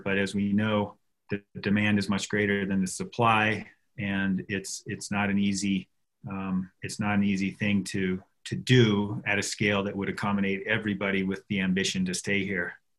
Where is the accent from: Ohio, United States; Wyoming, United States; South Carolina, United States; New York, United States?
Wyoming, United States; Jackson; I grew up on Heck of a Hill on a one and quarter acre lot